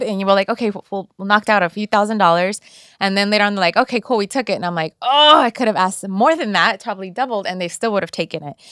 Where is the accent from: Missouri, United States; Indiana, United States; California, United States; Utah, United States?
California, United States; Inglewood; also born or lived in El Salvador; I grew up in Inglewood, I, my parents were actually from El Salvador. I was born in El Salvador and raised here. I was l, less than a year old.